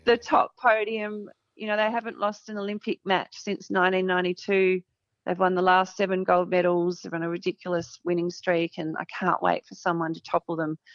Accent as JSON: {"language": "English", "town": "Murrayville", "region": "Victoria", "country": "Australia", "tie": "born or raised there", "said": "grew up in Murrayville in Victoria"}